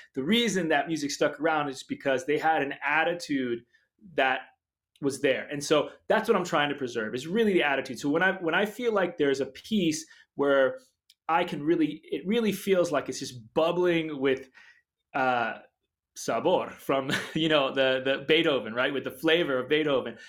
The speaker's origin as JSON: {"language": "English", "town": "Brookline", "region": "Massachusetts", "country": "United States", "tie": "born or raised there", "said": "I was just a suburban kid in Brookline, Massachusetts, outside of Boston"}